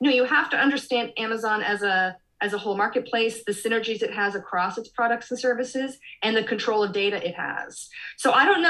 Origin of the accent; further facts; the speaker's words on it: Canada; I'm from Canada